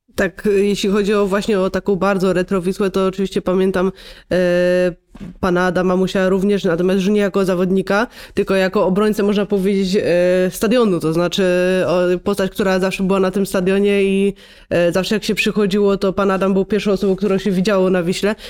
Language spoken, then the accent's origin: Polish; Silesian Voivodeship, Poland; ja też jestem ze Śląska